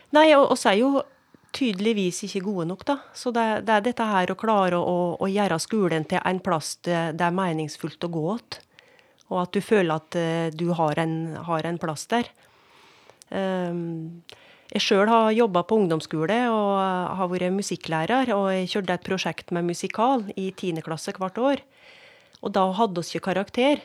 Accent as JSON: {"language": "Norwegian", "town": "Skjåk", "region": "Innlandet", "country": "Norway", "tie": "born or raised there", "said": "jeg sjøl er jo voksen opp på gard"}